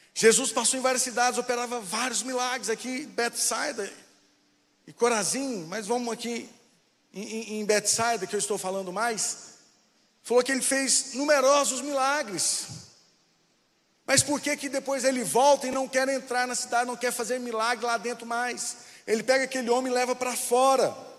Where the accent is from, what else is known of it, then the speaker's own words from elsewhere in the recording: Anápolis, Goiás, Brazil; now in Brasília, Brazil; Eu vim de Anápolis, só que hoje Anápolis é uma cidade grande. É, cresceu bastante, mas na minha época ela era petitinha.